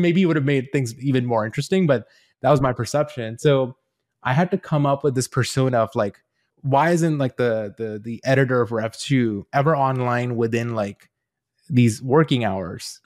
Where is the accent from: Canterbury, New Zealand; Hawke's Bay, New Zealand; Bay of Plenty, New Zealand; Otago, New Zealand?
Otago, New Zealand; Queenstown; also born or lived in India / Invercargill, New Zealand; I grew up in a very small town in New Zealand, a s, a town called Queenstown.